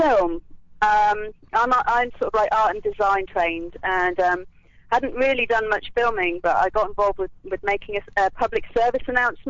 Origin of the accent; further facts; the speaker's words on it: England, United Kingdom; now in California, United States; I'm from England, as you can probably tell.